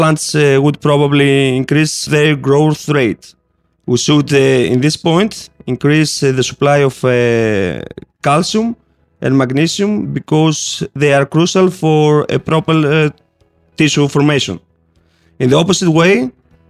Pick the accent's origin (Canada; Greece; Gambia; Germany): Greece; from Haifa, Southeast Europe, and I'm from Greece